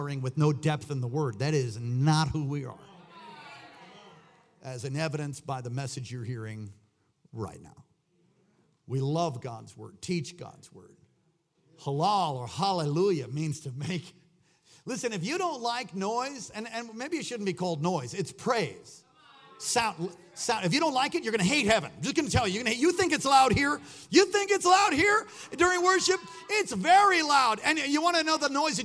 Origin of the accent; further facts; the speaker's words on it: New York, United States; accent: New York; I've had people make fun of my New York accent.